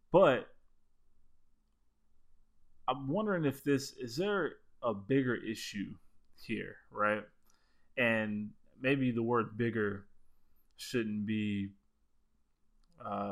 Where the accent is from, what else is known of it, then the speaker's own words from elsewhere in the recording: South Florida, United States; growing up where we grew up in Florida, in South Florida